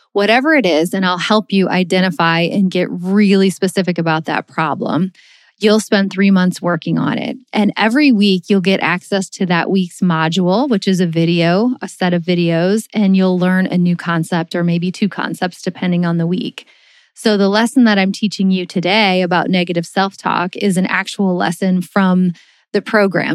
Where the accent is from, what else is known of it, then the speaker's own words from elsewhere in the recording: Missouri, United States; we're from Missouri